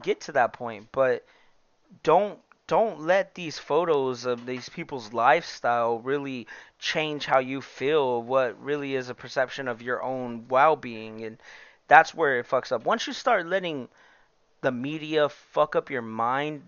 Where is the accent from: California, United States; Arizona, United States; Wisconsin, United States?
California, United States; El Centro; we're all from El Centro